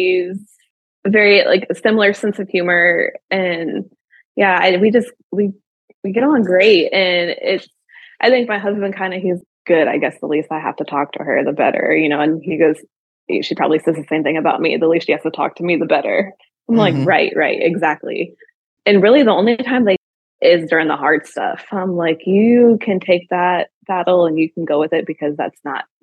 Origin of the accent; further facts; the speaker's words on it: Michigan, United States; moved away as an adult; now in Tennessee, United States; I'm actually from Michigan, born and raised.